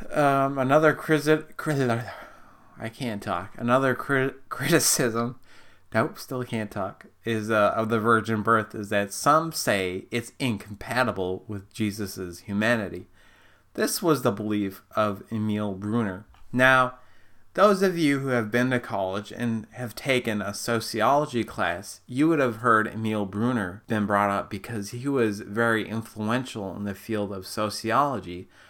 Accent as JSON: {"language": "English", "region": "Minnesota", "country": "United States", "said": "I'm not from Canada, I'm from Minnesota"}